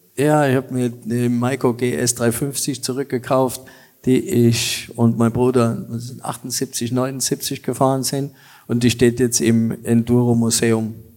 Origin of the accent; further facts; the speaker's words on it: Germany; als Deutscher